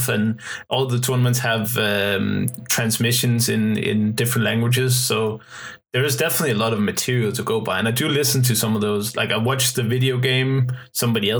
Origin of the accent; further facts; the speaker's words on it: Denmark; first language Danish; English is a second language; But it used to be Danish for me. But one day when I was 11, I was walking home from school and snap, it just changed to English.